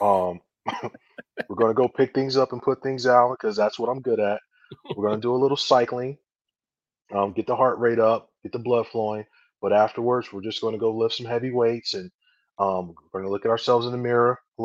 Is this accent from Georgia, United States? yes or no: no; Chicago, Illinois, United States; now in Michigan, United States; I'm from Chicago originally.